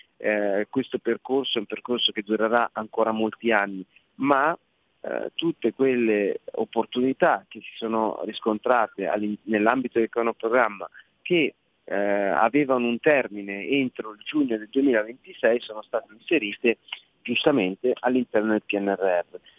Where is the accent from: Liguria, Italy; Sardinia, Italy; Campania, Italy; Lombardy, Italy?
Lombardy, Italy; Milan; siamo milanesi